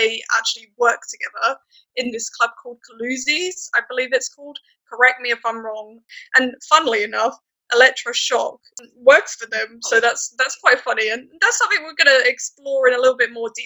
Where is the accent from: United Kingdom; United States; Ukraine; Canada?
United Kingdom; as a British person